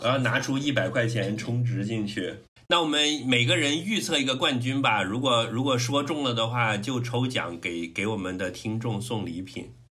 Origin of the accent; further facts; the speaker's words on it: Guangdong, China; 我作为一个嗯。广东人的骄傲